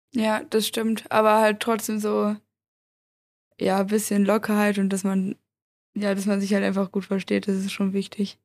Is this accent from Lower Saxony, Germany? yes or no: yes; Göttingen, Lower Saxony, Germany; Ich komme ja eigentlich aus Göttingen in Niedersachsen